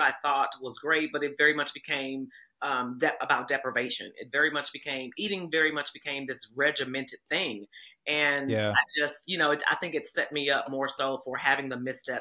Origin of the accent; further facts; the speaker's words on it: Kansas City, Missouri, United States; I'm from Kansas City, Missouri